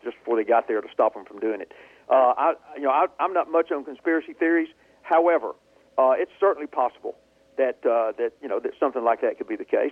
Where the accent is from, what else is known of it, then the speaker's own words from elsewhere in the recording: Hueytown, Alabama, United States; I'm from Hueytown, Alabama. We're not math geniuses there